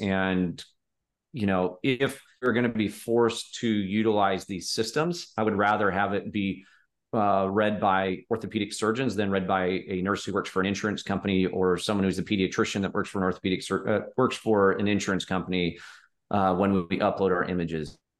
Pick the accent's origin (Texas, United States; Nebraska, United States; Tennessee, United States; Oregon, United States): Nebraska, United States; Omaha; I grew up in the Midwest in Omaha